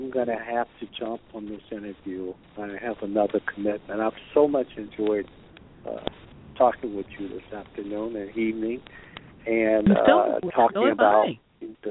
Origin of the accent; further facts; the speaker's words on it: Gaston, Alabama, United States; I grew up really poor. I grew up in Gaston, Alabama